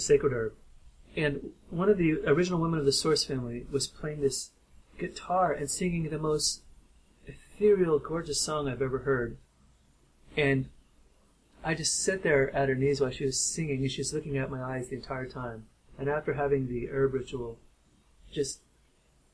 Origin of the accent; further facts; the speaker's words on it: Kentucky, United States; my home state of Kentucky